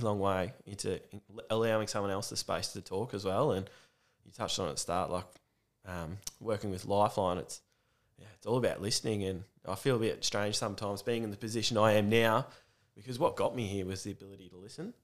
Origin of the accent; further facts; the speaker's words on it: Warragul, Victoria, Australia; I grew up here in Warrigal, it's the main town